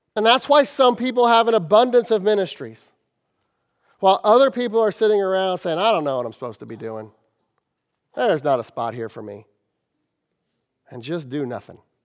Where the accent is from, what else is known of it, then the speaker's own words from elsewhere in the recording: Kansas City, United States; I'm from Kansas City